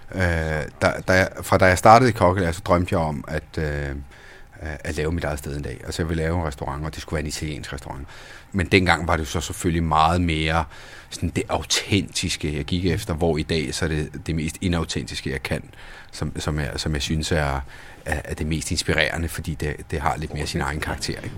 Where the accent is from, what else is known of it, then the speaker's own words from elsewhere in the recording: Denmark; also born or lived in Roccalumera, Sicily, Italy; kom til Danmark i en alder 8 i 1990